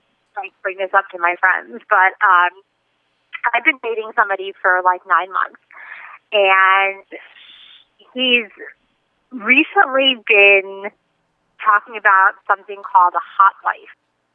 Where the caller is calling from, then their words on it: New York, United States; I'm calling from New York.